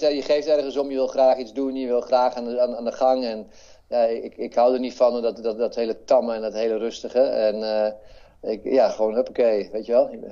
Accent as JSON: {"language": "Dutch", "country": "Netherlands", "said": "hier waar ik vandaan kom, eh, uit, uit Heren"}